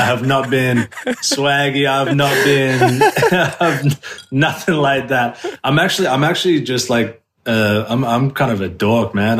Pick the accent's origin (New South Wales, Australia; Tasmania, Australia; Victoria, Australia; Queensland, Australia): New South Wales, Australia; Sydney; moved away as an adult; also born or lived in New York; now in Los Angeles, United States; I was born and raised in South West Sydney